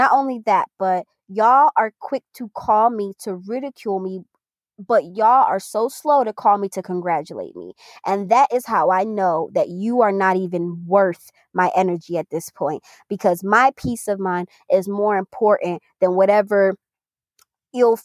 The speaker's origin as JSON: {"language": "English", "region": "New York", "country": "United States", "said": "we're from New York and we're also Caribbean"}